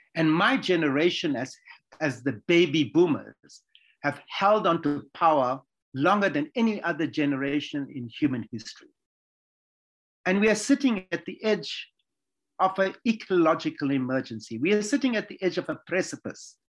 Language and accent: English; Durban, KwaZulu-Natal, South Africa; I was born in Durban. It's a city in the KwaZulu Natal province of South Africa